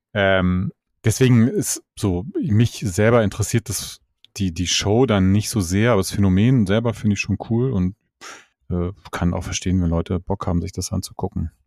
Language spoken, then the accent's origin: German; Hamburg, Germany; so als Hamburger